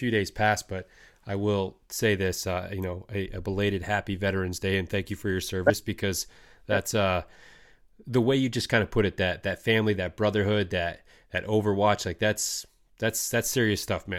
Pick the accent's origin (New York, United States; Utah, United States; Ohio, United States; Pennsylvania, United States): Ohio, United States; I mean, just Midwest cold weather for that matter, with, you know, growing up in Ohio.